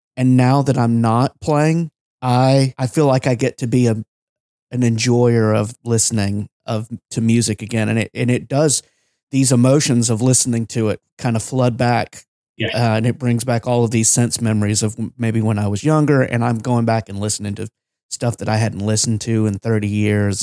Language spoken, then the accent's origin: English; Georgia, United States; growing up in Georgia